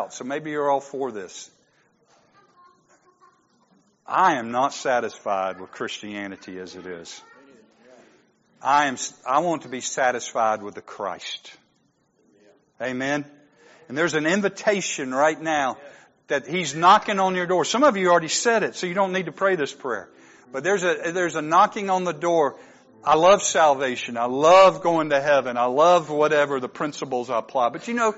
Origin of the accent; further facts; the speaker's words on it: United States; I'm an American